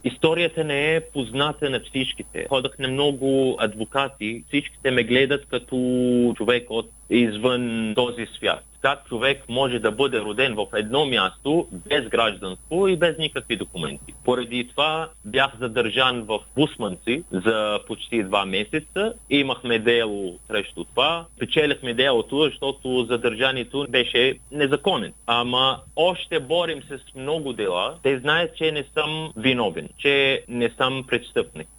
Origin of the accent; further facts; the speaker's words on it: Kuwait; Bulgarian is a second language; moved away as an adult; now in Bulgaria; Аз бях роден в Кувейт като лице без гражданство